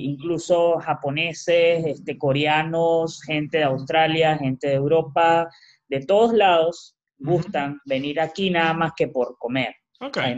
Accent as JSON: {"language": "Spanish", "country": "Peru", "moved": "as an adult", "said": "Sin embargo, como bueno, soy peruano, tengo familia y llegué directamente a un lugar."}